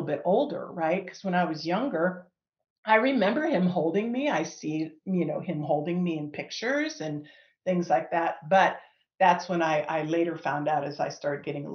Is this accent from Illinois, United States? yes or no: no; Northeast Ohio, United States; moved away as an adult; now in Colorado, United States; I'm originally from Northeast Ohio. I was born and raised there